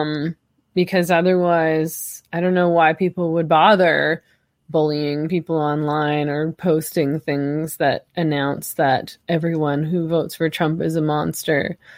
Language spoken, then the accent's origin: English; Canada; I'm Canadian